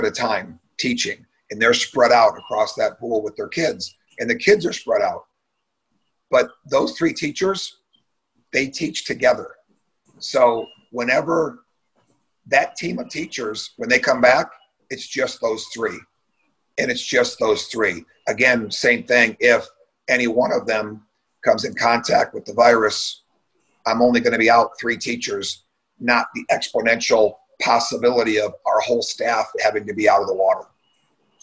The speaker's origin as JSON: {"language": "English", "region": "Michigan", "country": "United States", "tie": "born or raised there", "said": "I was born and raised in Michigan"}